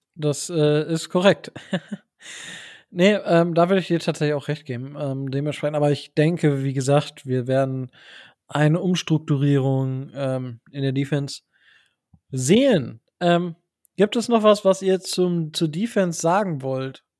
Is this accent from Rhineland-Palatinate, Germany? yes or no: no; Osnabrück Land, Lower Saxony, Germany; born or raised there